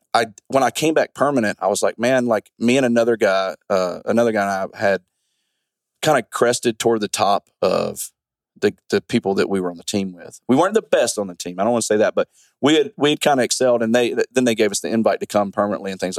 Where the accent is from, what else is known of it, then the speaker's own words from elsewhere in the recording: Mobile, Alabama, United States; moved away as an adult; I grew up in Mobile, Alabama